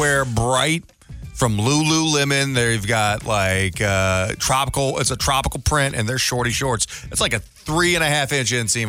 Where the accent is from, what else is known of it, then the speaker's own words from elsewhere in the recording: Denver, Colorado, United States; And I'm from Denver. That's where I was born.